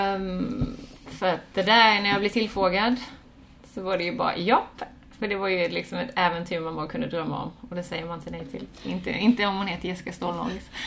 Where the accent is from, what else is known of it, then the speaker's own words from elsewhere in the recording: Båstad, Skåne, Sweden; moved away as an adult; also born or lived in Australia; Jag är från Båstad mm. från början, född mm. här och uppvuxen här, gått mm. skola och så.